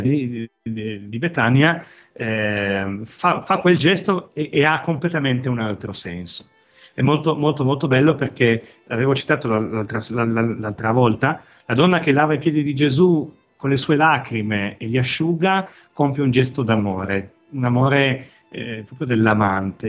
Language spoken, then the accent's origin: Italian; Piedmont, Italy; Dico buon piemontese